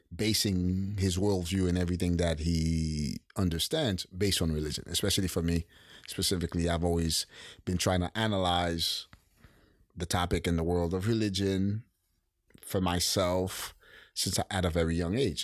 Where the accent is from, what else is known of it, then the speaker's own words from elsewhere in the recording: Haiti; as a kid growing up in Haiti